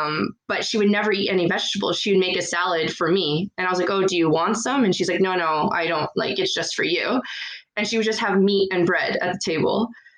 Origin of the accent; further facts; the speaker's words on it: California, United States; moved away as an adult; also born or lived in Boston, United States / Argentina / Europe; now in Montreal, Canada; So yes, I'm originally from California, but then I went to Boston for university. And from there, I was able to study for 6 months in Argentina, where I really got fluent in Spanish.